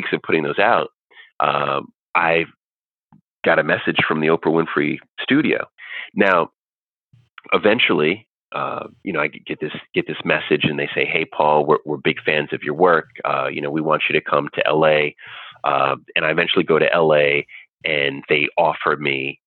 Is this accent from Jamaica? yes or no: yes; Jamaica; I'm Jamaican